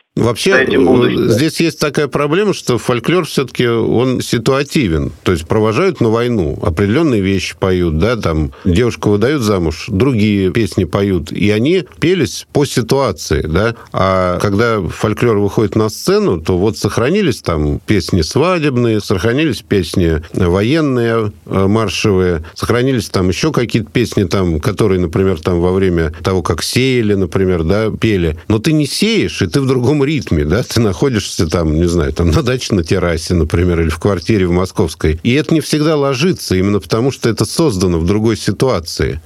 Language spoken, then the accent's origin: Russian; Moscow, Russia; accent: Moscow dialect; москвичи акают, «Москва», да? Нет, мы даже не акаем, мы выдавливаем буквы.